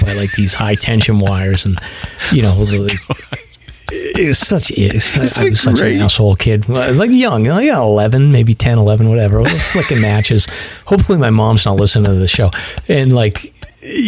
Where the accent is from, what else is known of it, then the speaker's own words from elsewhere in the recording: North Reading, Massachusetts, United States; when I grew up in North Reading, which you would think is like in Mass